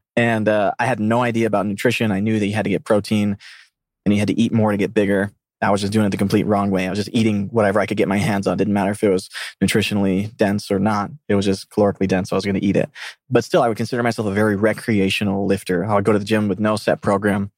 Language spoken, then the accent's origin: English; South Mississippi, United States; moved away as an adult; I grew up from an Argentinian family in a Hindu culture that was in the middle of South Mississippi